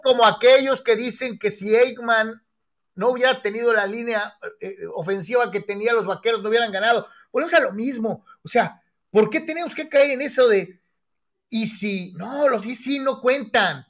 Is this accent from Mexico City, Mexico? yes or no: no; Guadalajara, Jalisco, Mexico; soy de Guadalajara